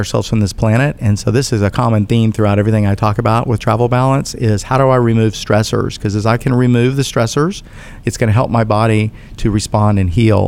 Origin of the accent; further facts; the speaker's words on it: United States; I'm an American